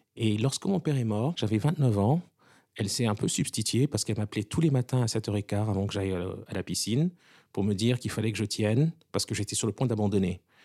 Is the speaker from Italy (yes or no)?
no; Lomé, Maritime, Togo; also born or lived in Washington; now in New York, United States; Ça a commencé pour moi au Togo, puisque je suis né à Lomé de parents togolais.